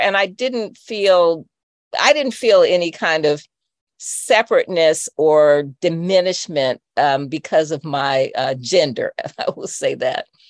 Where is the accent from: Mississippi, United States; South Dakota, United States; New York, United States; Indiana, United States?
Indiana, United States; Indianapolis; also born or lived in Chicago, Illinois; I grew up in Indianapolis uh, in a suburb that was Black and that was right outside of the city